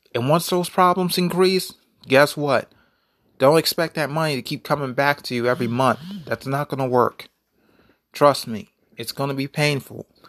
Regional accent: United States; I'm an American. I'm an African-American

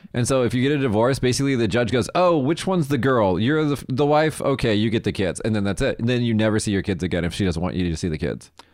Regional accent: United States; now in Japan; as an American

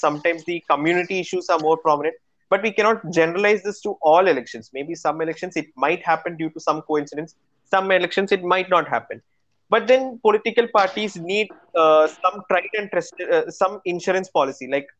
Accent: India; that idea is something which is very close to our hearts as Indian citizens. Personally, if you ask me, I am one of the biggest patriots. For me, my nation comes first.

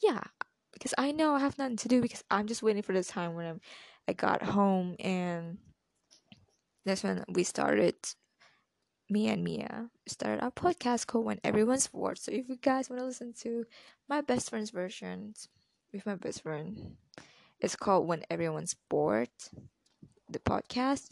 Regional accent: Malaysia; I'm Malaysian

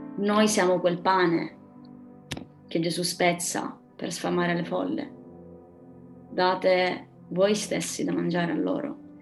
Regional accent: Pedara, Sicily, Italy; moved away as an adult; also born or lived in Milan / Rome / England; now in Catania, Italy; vi parlo da, dalla Sicilia, eh, più precisamente da Pedara, uno dei paesini più alti dell'Etna. Ehm, sono tornata

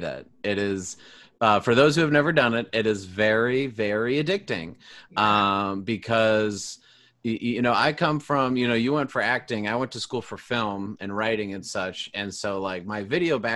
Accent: Illinois, United States; I was born an hour from Chicago and I've only ever lived in Illinois.

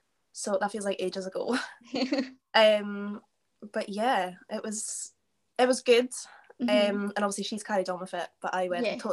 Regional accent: Arbroath, Scotland, United Kingdom; Well, I'm from Arbroath, so that's like 10-15 minutes away from Dundee, yeah.

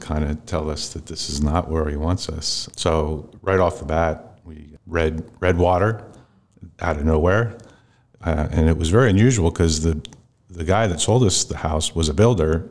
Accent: Lancaster, Pennsylvania, United States; I was raised mostly in Lancaster.

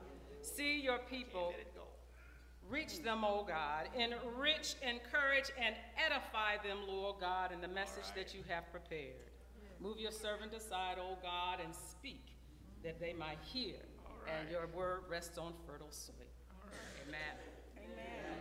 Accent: United States; United States of America

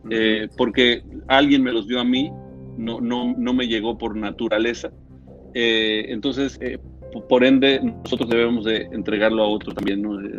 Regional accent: San Antonio, Texas, United States; born there; also born or lived in Mexico; mira, nací en San Antonio, Texas. Eh, soy tejano eh, del país de Texas.

